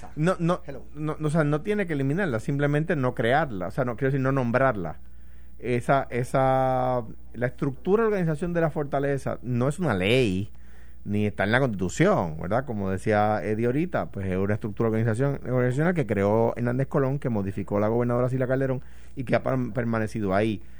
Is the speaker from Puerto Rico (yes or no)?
yes; Coamo, Puerto Rico; en Cuamo, de donde yo soy